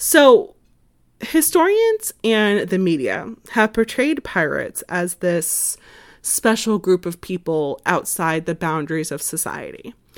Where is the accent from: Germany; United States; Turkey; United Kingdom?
United States